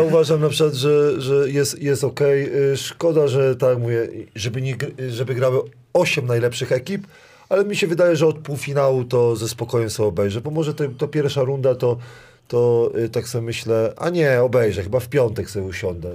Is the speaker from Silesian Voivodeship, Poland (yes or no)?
no; Kuyavian-Pomeranian Voivodeship, Poland; Ja pochodzę z, z Kujaw, gdzie bigos musi być kwaśny